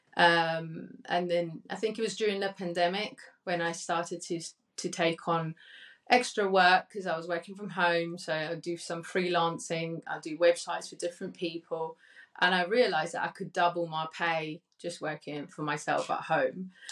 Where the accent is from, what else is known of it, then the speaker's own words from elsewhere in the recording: Cali, Valle del Cauca, Colombia; now in United Kingdom; I was born in Cali, Colombia, and came over to the UK